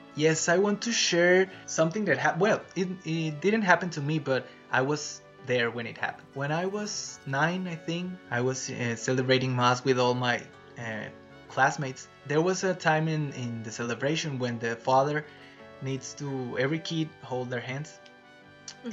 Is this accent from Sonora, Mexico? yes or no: yes; Nacozari de García, Sonora, Mexico; I am from Nacosari.